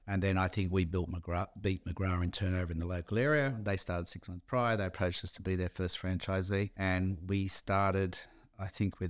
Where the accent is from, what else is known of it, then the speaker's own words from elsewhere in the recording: Dee Why, New South Wales, Australia; there was a better life than a kid growing up in Dewey fighting for your lunch at school, literally sometimes